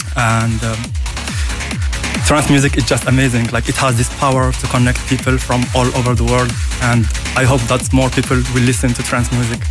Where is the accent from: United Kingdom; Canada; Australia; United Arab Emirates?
United Arab Emirates; now in France; originally, I am from Emirates, so now I live and work in France